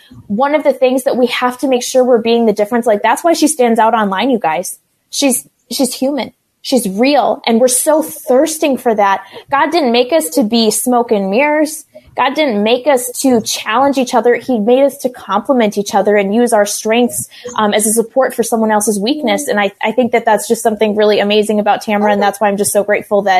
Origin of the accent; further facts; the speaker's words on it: Minnesota, United States; I am a Minnesota mama. I've been born and raised in this state